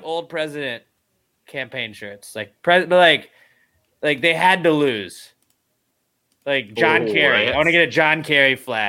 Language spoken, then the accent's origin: English; United States; I am American